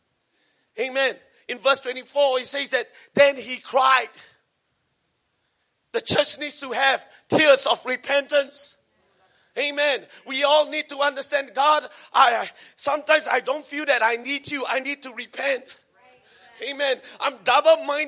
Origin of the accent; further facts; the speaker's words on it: Singapore; I'm Singaporean